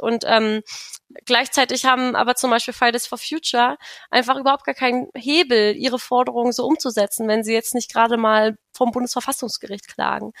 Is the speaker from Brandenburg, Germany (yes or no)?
yes; Königs Wusterhausen, Brandenburg, Germany; also born or lived in Berlin; Ich komme auch aus Brandenburg, aus Königs Wusterhausen. Da bin ich zur Schule gegangen.